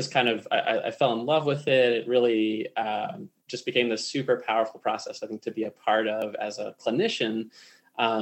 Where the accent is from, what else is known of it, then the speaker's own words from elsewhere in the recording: Raleigh, North Carolina, United States; moved away as an adult; now in Colorado, United States; I grew up in North Carolina, I grew up in Raleigh